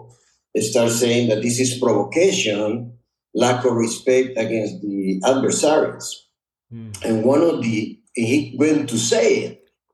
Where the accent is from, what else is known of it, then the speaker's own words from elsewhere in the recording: Honduras; English is a second language; also born or lived in Texas, United States; now in United States; I'm a proud Honduran.